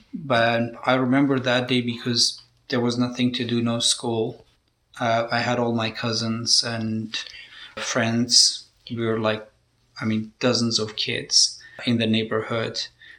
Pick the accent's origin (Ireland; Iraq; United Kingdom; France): Iraq; Halabja, Kurdistan Region; So from 1980 to 1988, there was the cloud of war and almost daily bombardment on Halabja from the Iranian side.